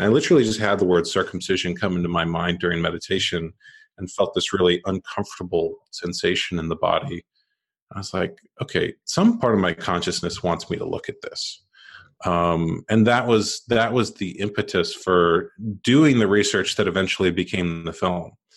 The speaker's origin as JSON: {"language": "English", "country": "United States", "tie": "born or raised there", "said": "I grew up in America, and like most people, men in America born in the late eighties"}